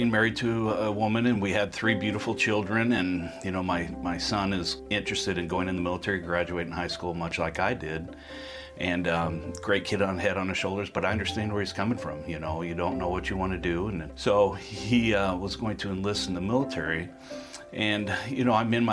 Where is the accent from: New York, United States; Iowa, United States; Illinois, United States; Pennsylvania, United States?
Iowa, United States; Council Bluffs; born or raised there; moved away as an adult